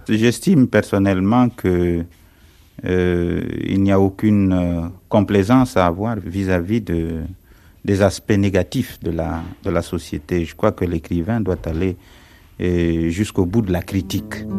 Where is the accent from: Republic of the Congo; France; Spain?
Republic of the Congo; Pointe-Noire; moved away as an adult; also born or lived in Brazzaville; Je suis congolais et je suis né euh, à Pointe-Noire, c'est sur la côte. Et j'ai grandi, euh, euh, disons, au bord de la mer